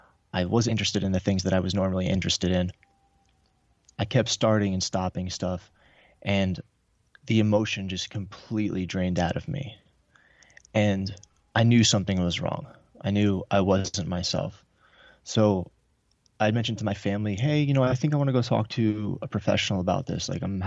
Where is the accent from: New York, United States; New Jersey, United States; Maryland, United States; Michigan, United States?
New York, United States; I grew up in New York in a divorced family, like a lot of other people.